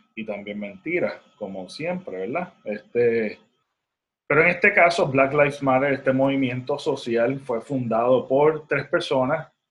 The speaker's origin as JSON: {"language": "Spanish", "country": "Puerto Rico", "accent": "Puerto Rican", "said": "mi acento puertorriqueño"}